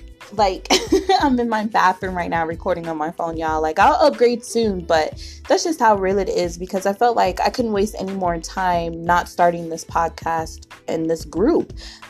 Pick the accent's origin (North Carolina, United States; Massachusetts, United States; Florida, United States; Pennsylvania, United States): Florida, United States; Miami; born there; also born or lived in England / Illinois / Colorado; now in Arizona, United States; I was born in Miami, Florida, but I moved around a lot of the years. I lived in Florida, England, Illinois, then Colorado, back to Illinois, and now I'm here in Arizona.